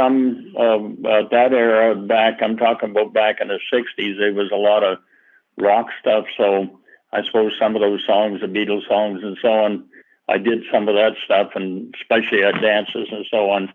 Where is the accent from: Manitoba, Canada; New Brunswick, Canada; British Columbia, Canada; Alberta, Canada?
New Brunswick, Canada; Back Bay; moved away as an adult; also born or lived in Toronto, Ontario; I was born in Back Bay, New Brunswick, and I went to school there, graduated